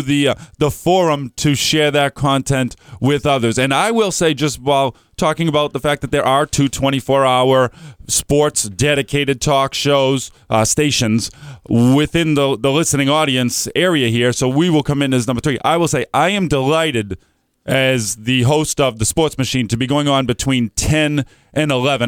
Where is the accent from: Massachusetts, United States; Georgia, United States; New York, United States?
Massachusetts, United States; Methuen; I grew up in Methuen, Massachusetts